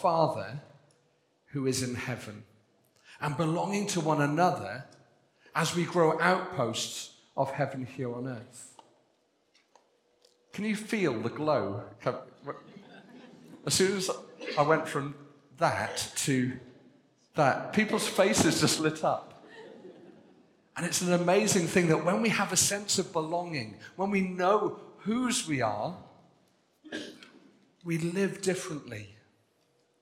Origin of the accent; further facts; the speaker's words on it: Wales, United Kingdom; I'm Welsh. I'm pleased to be Welsh. Proud to be Welsh